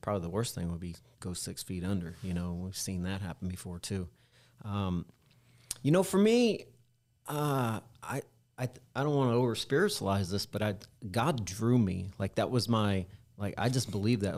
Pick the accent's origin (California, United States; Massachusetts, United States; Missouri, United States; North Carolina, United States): Missouri, United States; Independence; when I was growing up in Independence, Missouri, in the, in the late eighties, early nineties